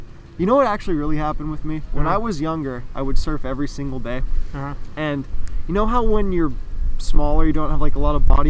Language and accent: English; San Clemente, California, United States; I'm from San Clemente, California. I'm 22 years old. Born and raised here? Yeah, born and raised.